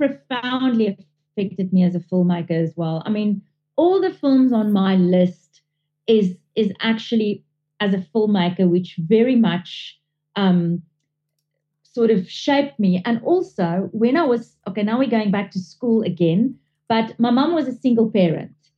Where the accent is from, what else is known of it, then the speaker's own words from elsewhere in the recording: South Africa; I'm South African born, but my father is fully Italian